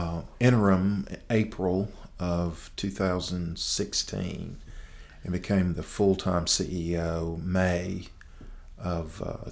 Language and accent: English; Henderson, Tennessee, United States; also born or lived in Jacks Creek, Tennessee; So I grew up in Henderson, Tennessee, a little bedroom community about 30 miles south of here. Mm-hmm. And I actually grew up 5 miles east of Henderson in a little community called Jack's Creek.